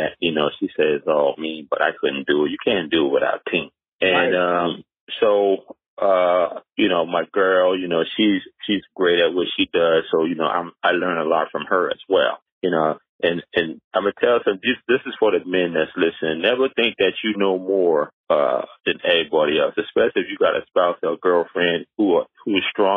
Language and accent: English; Charleston, South Carolina, United States; moved away as an adult; also born or lived in New York; Growing up in Charleston, South Carolina, it was more, at that time in the 70s and 80s